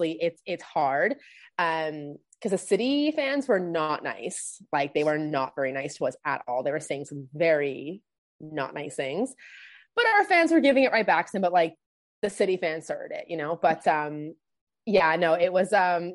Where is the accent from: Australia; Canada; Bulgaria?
Canada; I'm actually from Canada.